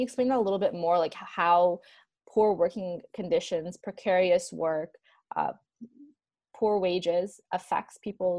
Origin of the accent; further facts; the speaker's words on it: Canada; as a Canadian